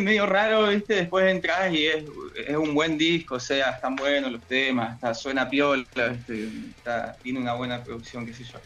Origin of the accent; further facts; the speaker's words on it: Villa Regina, Río Negro, Argentina; Yo soy de Villa Regina, Río Negro, acá estamos representando al Valle